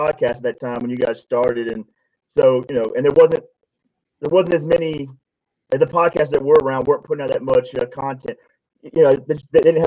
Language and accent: English; Panama City, Florida, United States; I grew up in Panama City, Florida, which is a big fishing community